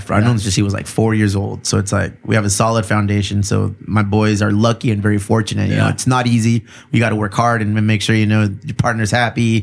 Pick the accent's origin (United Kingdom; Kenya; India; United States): United States; Bonita, California; I grew up in Bonita